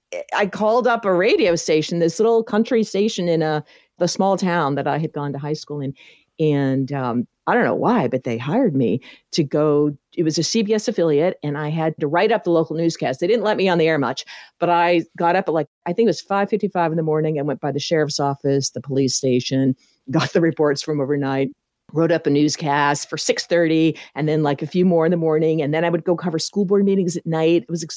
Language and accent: English; Tennessee, United States; I grew up mostly in Tennessee.